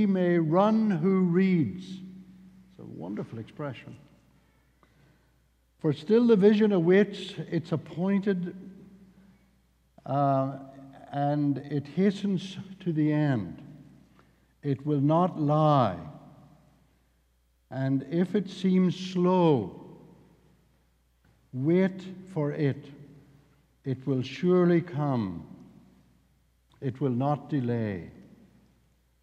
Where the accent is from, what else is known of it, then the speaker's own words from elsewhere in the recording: the south of Northern Ireland, United Kingdom; accent: Irish; I'm from the south of the north of Ireland, and if you get me really cross, my Irish accent will become even stronger than what it is now.